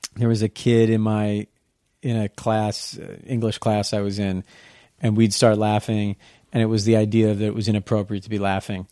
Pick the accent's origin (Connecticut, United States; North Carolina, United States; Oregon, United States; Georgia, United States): Connecticut, United States; Darien; I grew up in Darien, Connecticut